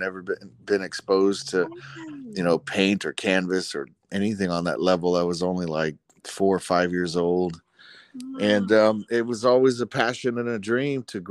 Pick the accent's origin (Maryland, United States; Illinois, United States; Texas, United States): Texas, United States; Dallas; I grew up in Oak Cliff, Dallas, Texas.